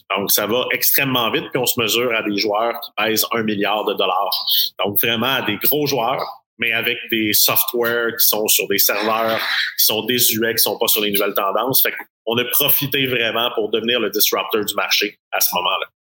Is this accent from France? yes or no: no; Quebec, Canada; chez nous au Québec ou au Canada